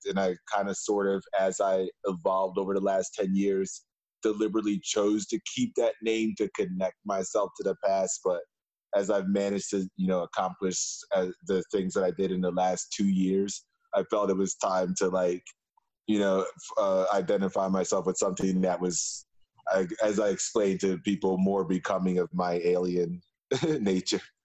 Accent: Philadelphia, Pennsylvania, United States; now in Berlin, Germany; as a Philadelphian

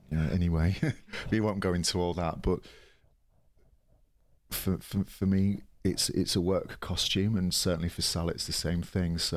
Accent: Yorkshire and the Humber, United Kingdom; accent: Yorkshire; my, my real accent's sort of like a bit like that, uh, oh, no, from, from Yorkshire.

